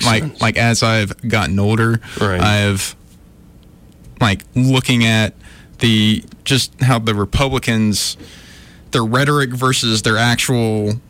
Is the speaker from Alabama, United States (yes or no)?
yes; Alabama, United States; born or raised there; also born or lived in New York